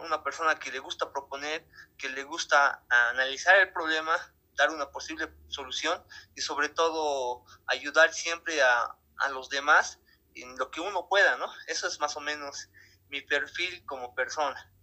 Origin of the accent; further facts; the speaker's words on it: Bolivia; como bolivianos